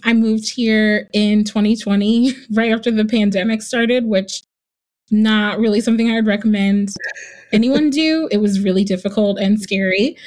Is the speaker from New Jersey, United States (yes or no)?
yes; New Jersey, United States; moved away as an adult; also born or lived in New York; now in Charlotte, United States; I grew up in New Jersey, but my entire family is in the South